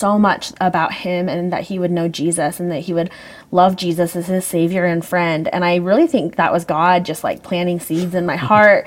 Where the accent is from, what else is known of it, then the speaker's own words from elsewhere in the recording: Meridian, Idaho, United States; growing up in Meridian, Idaho, everybody's LDS